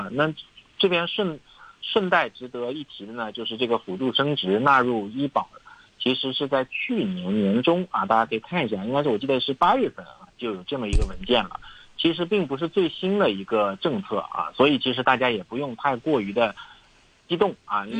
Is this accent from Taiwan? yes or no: no; China; 对我们中国人说